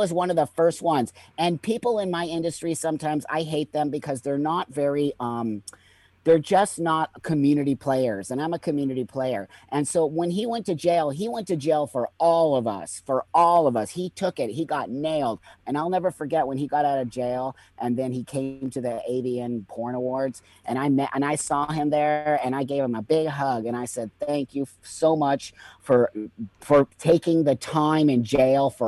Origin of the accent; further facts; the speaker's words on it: United States; moved away as an adult; now in Mexico; I'm an American, and I'm actually proud to be an American